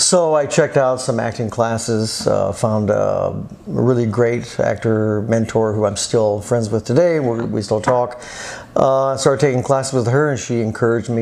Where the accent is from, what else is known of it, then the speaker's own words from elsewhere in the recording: South Texas, United States; moved away as an adult; also born or lived in Austin, Texas; now in Los Angeles, United States; I'm from Texas, originally South Texas. I grew up on a farm.